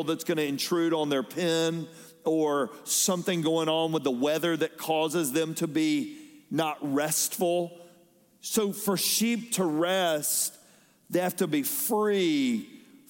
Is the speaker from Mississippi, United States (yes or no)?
no; Fayetteville, Georgia, United States; when I was growing up in Fayetteville, Georgia, we were out in the country a little bit